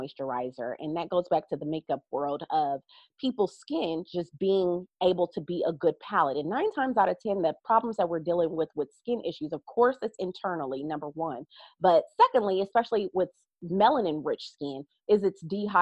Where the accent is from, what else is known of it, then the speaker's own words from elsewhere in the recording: Ohio, United States; I'm from Ohio, so everything is a farm state and farm town that I actually come from